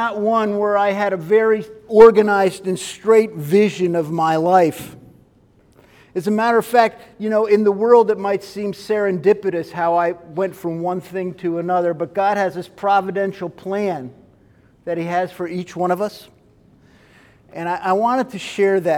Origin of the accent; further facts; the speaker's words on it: Kerhonkson, New York, United States; also born or lived in Bedford Hills, New York; I grew up in a town called Kerhonkson, New York, which is actually kind of like in the foothills of the Catskills